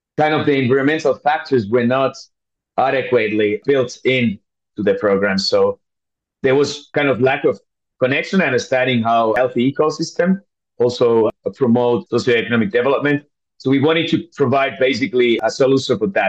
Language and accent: English; Finland; moved away as an adult; also born or lived in East Africa / North Africa; I'm born and raised in Finland